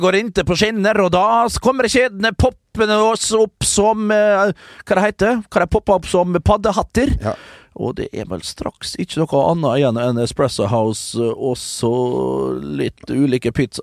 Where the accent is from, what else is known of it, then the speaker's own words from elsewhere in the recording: Norway; nå er jeg fra Norge